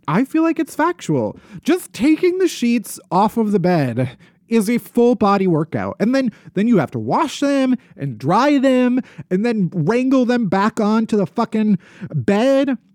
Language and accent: English; outside of Chicago, Illinois, United States; moved away; also born or lived in New York